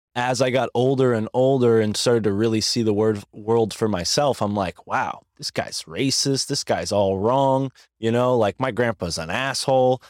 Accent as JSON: {"language": "English", "country": "United States", "said": "as an American."}